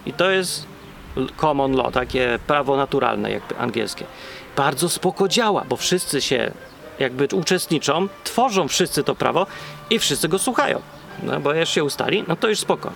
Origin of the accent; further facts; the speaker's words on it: Poland; now in England, United Kingdom; jestem potem programista z Polski